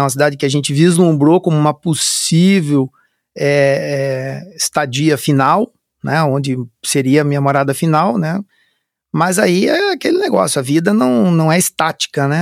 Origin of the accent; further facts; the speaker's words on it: Curitiba, Paraná, Brazil; moved away; na cidade de Curitiba, que eu sou natural de Curitiba.